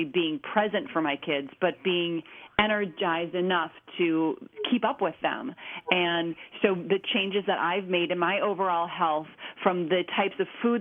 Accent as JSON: {"language": "English", "region": "Minnesota", "country": "United States", "tie": "born or raised there", "said": "I grew up in Minnesota, the land of cows, so I ate a lot of meat growing up."}